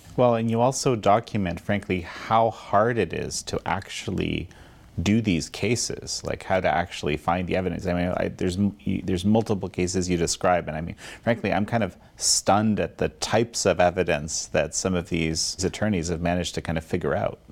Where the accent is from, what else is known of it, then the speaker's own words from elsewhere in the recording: Canada; I'm Canadian